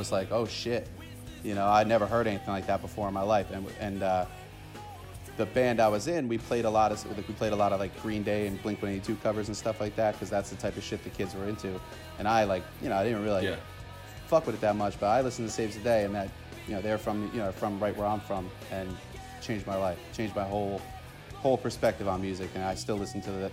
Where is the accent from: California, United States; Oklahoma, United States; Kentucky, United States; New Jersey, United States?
New Jersey, United States; Rahway; now in Jersey Shore, United States; growing up in Rahway, you know, Rahway was predominantly black